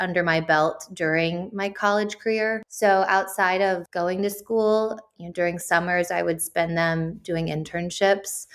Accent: Nashville, Tennessee, United States; moved away as an adult; also born or lived in Charlottesville, Virginia; I was raised in Nashville, Tennessee.

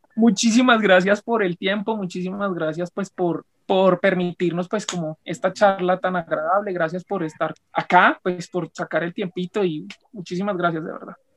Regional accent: Tolima, Colombia; soy tolimense

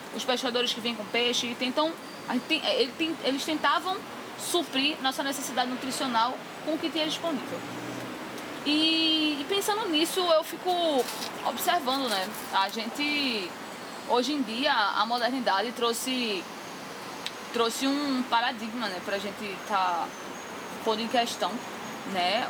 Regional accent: Recife, Pernambuco, Brazil; nasci e fui criada em Brasília Teimosa

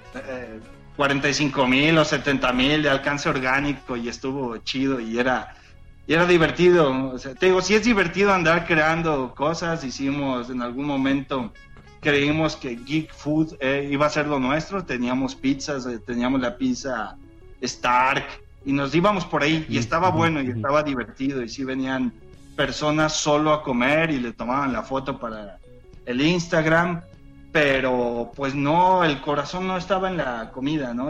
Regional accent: Mexico; soy mexicano

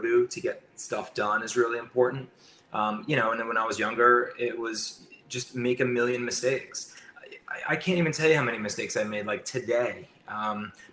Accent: New York, United States; I'm a New Yorker. I work in New Jersey

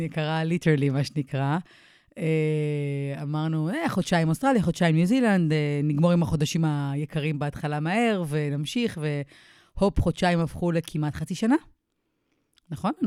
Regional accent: Israel; moved away as an adult; now in Mount Maunganui, New Zealand

